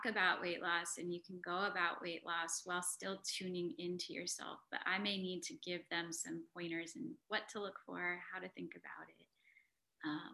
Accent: United States; being South Asian and growing up in America

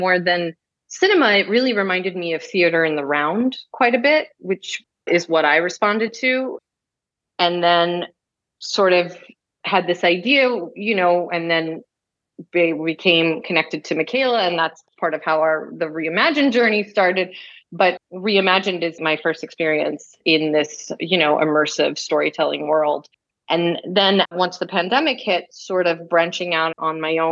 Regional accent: New York, United States; growing up in New York

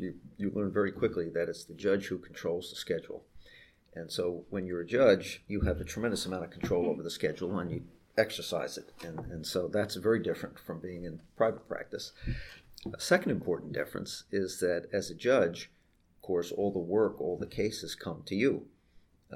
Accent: New York, United States; moved away as an adult; also born or lived in Alexandria, Virginia; I grew up and worked in New York for all of my life

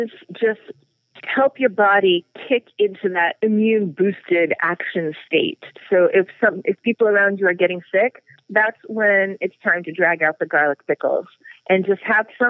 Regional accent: Texas, United States; I grew up in Texas

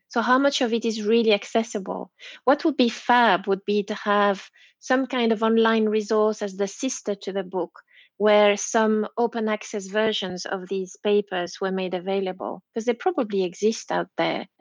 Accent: Belgium; English is a second language; moved away as an adult; now in Leeds, United Kingdom; I'm Belgian, so yeah, uh, I'm a late bilingual

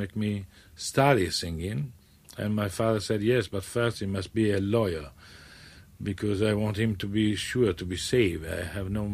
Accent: Bassano del Grappa, Veneto, Italy; English is a second language; moved away; Bassano del Grappa, yes. It's a lovely, romantic, medieval town with a beautiful river and a marvelous mountain all around. Mm-hmm. And the Grappa is the mountain number one, very historical, and that's give the name to my hometown.

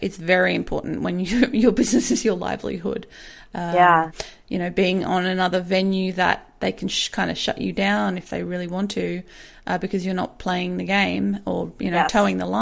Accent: Australia; we're Australian

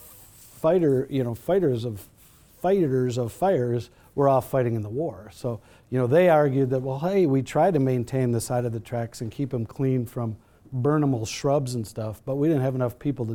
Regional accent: Chicago, Illinois, United States; moved away as an adult; also born or lived in Minnesota; now in Colorado, United States; I grew up in Chicago

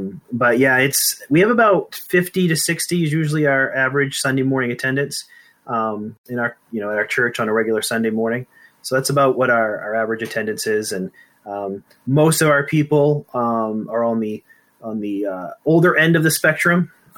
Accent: Maine, United States; I was born and raised in Maine. I moved away after college for a few years, and then moved back here when God called me into full-time ministry.

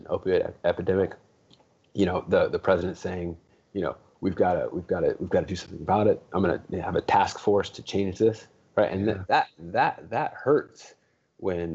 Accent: Los Angeles, California, United States; I grew up in the hood. I mean, I grew up in Watts

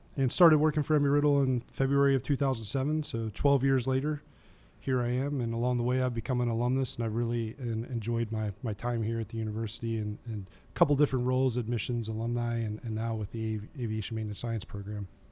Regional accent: Maryland, United States; moved away as an adult; now in Florida, United States; I grew up in Maryland

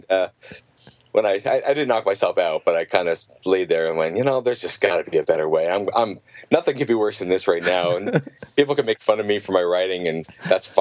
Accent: Yellow Springs, Ohio, United States; my hometown, Yellow Springs, Ohio

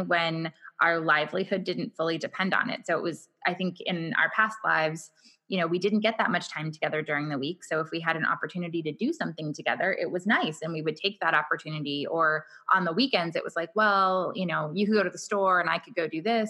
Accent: Orange County, California, United States; moved away as an adult; also born or lived in Los Angeles, California; now in San Diego, United States; I was born in Los Angeles, kind of grew up in Orange County

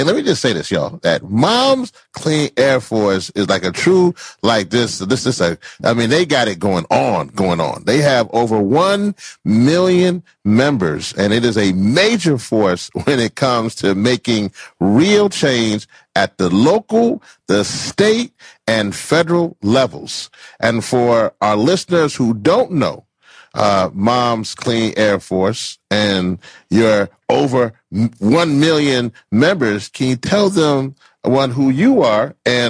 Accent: the South, United States; I'm from the South, y'all.

